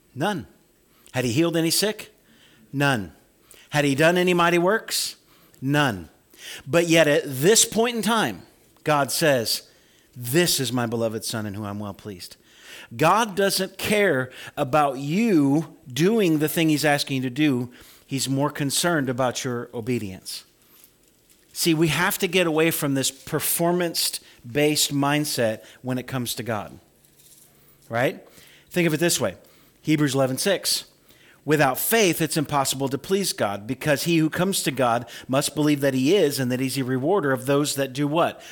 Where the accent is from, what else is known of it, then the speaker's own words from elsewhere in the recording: Farmer City, Illinois, United States; moved away; growing up in Farmer City